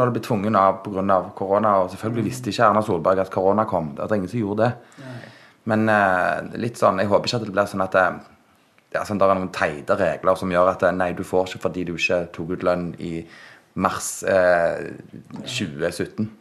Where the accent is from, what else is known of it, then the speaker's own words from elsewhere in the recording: Sandnes, Rogaland, Norway; Jeg er fra Hana